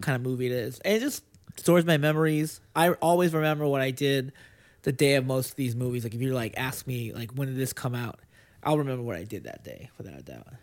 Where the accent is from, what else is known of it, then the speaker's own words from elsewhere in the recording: Lynn, Massachusetts, United States; moved away as an adult; now in Los Angeles, United States; I grew up in Lynn